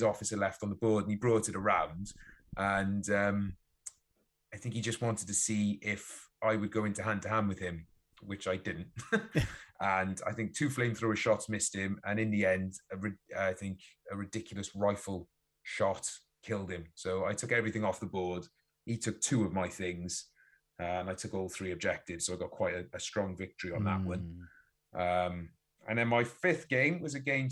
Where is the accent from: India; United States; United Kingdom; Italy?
United Kingdom; Wales